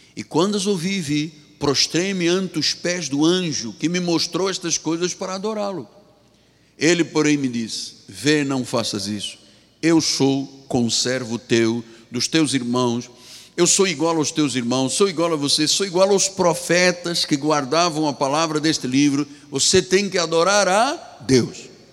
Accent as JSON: {"language": "Portuguese", "country": "Angola", "also_born_or_lived": "Portugal", "moved": "as an adult", "said": "eu sou angolano, sou africano."}